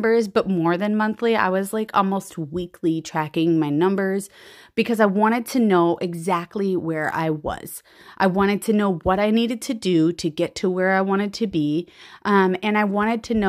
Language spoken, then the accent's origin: English; Central Minnesota, United States; I am from Central Minnesota